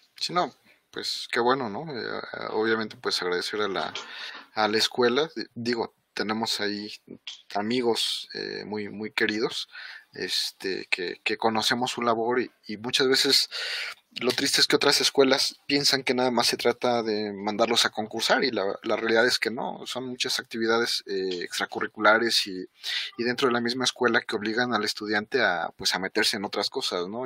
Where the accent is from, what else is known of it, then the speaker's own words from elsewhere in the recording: Mexico; como mexicanos, pues somos morenitos